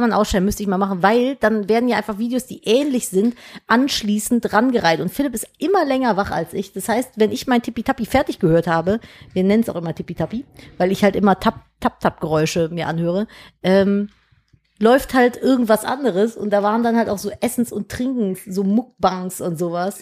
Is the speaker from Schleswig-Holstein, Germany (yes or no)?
no; Cologne, North Rhine-Westphalia, Germany; ich bin Kölnerin